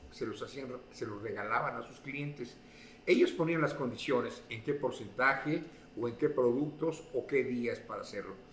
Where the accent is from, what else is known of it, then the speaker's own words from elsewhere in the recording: Mexico City, Mexico; moved away as an adult; also born or lived in Orizaba, Veracruz / Ciudad Juárez; now in Utah, United States; soy, originario de Orizaba, Veracruz, pero desde la edad de 5 o 6 años nos mudamos a, la Ciudad de México. Y ahí crecí